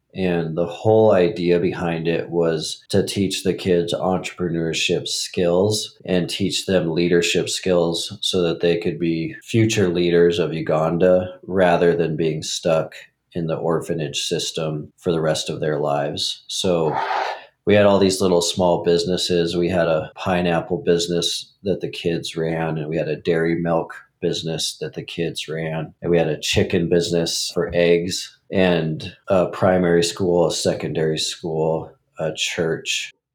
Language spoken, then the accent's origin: English; Montana, United States; I grew up in Montana